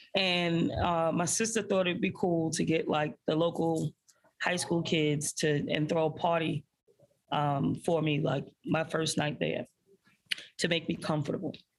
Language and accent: English; New York City, New York, United States; I grew up in a public housing project called Marlboro Houses um, in the middle of Bensonhurst, Brooklyn